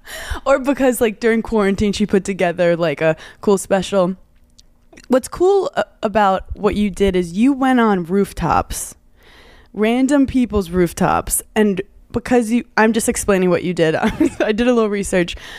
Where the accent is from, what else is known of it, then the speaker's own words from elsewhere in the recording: New York, United States; I'm a New Yorker